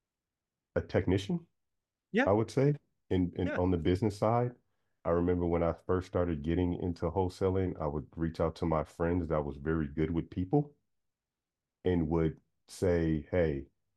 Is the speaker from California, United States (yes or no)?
yes; Sacramento, California, United States; I'm from Sacramento